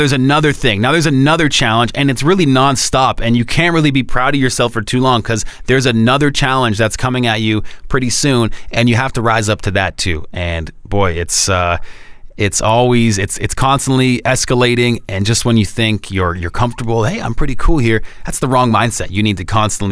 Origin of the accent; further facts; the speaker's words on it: Oakville, Ontario, Canada; my hometown.